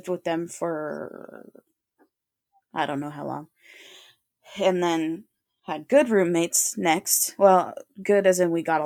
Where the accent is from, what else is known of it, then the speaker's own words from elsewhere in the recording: Alaska, United States; moved away as an adult; I'm living at home. I don't want to live in Alaska. I'm miserable here